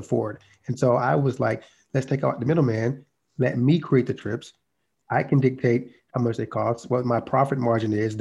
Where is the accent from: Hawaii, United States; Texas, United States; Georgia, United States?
Georgia, United States; South; I grew up in South Georgia to a single mom